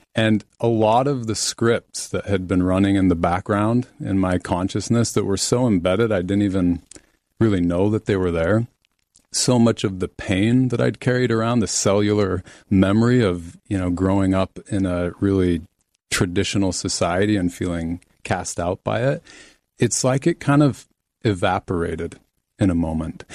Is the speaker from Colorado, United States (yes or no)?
no; Salt Lake City, Utah, United States; I was raised Mormon in Salt Lake City, Utah